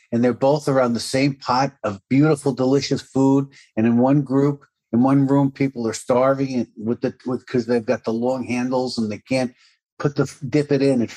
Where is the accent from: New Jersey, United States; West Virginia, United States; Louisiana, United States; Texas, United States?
New Jersey, United States; Jersey City; I was born in the States, Jersey City, New Jersey